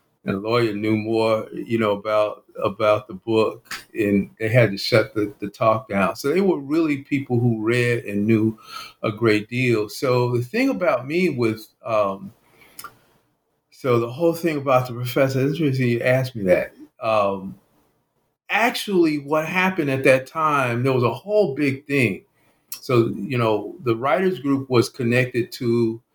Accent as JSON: {"language": "English", "area": "San Francisco, Oakland, Bay Area", "region": "California", "country": "United States", "also_born_or_lived": "New Orleans", "moved": "yes", "said": "so I'm actually from the San Francisco, Oakland, Bay Area"}